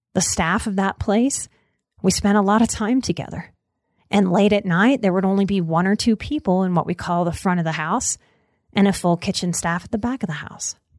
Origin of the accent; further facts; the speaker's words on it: Southern Louisiana, United States; I grew up in Southern Louisiana in the nineties